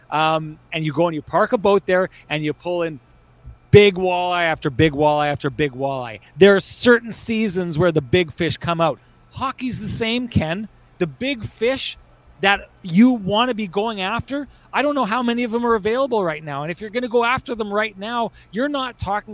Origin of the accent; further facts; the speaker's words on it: Pinawa, Manitoba, Canada; so I'm from Pinawa in Lac Da Vang. I grew up in the gorgeous waters of the White Shell.